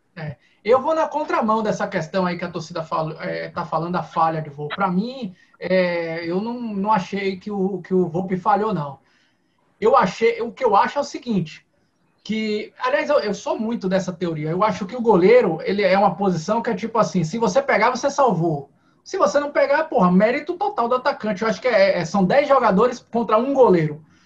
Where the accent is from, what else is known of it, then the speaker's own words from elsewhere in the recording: Bahia, Brazil; como bom baiano